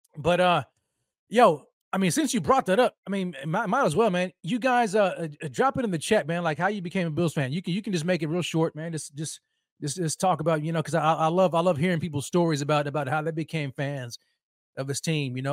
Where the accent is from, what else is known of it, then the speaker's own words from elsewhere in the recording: Texas, United States; I'm a Texan